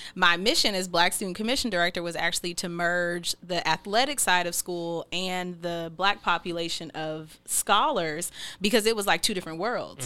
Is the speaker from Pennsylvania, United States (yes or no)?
no; Seattle, Washington, United States; I'm from Seattle and you know, I'll probably be here who knows how much longer, but probably a while